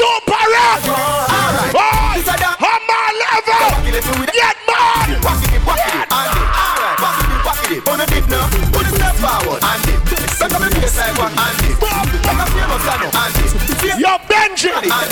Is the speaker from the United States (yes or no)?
no; Jamaica; We are Jamaican